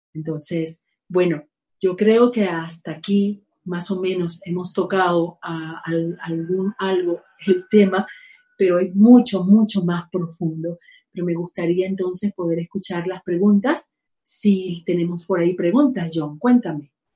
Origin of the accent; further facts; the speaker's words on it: Venezuela; now in Spain; mi país, Venezuela. Estoy feliz aquí también viviendo pues, en España